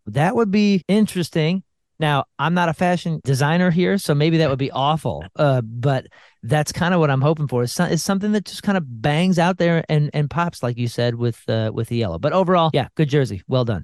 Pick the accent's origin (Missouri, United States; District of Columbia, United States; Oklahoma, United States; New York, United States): Missouri, United States; St. Louis; my hometown